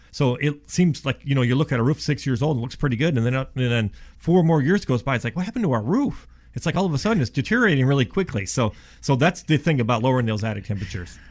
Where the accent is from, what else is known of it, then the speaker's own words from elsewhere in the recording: Ohio, United States; now in Dallas, United States; I'm from Ohio